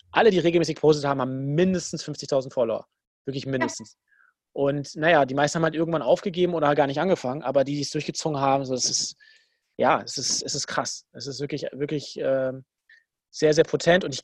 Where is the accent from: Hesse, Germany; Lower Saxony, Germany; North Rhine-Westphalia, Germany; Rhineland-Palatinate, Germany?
North Rhine-Westphalia, Germany; Dortmund; Ich muss ihn eh feiern als Dortmunder.